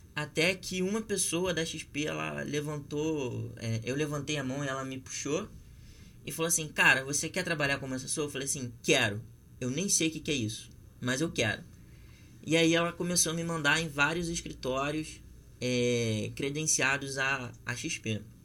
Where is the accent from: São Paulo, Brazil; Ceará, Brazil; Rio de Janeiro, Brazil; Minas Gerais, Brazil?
Rio de Janeiro, Brazil; eu também sou nascido e criado na Zona Oeste